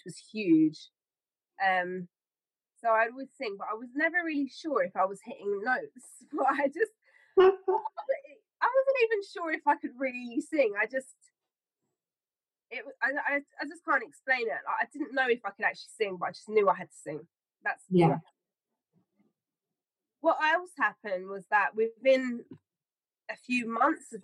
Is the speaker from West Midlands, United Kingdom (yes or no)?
no; Hounslow, London, United Kingdom; when I was growing up in Hounslow, I never really felt it was a place of creativity.